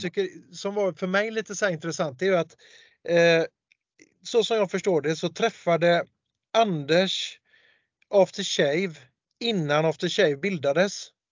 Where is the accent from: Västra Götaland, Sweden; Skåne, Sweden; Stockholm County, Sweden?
Västra Götaland, Sweden; Gothenburg; Jag är ju göteborgare